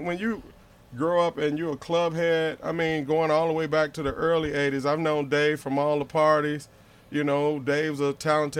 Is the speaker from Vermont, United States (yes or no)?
no; Chicago, Illinois, United States; I'm from the West Side, baby.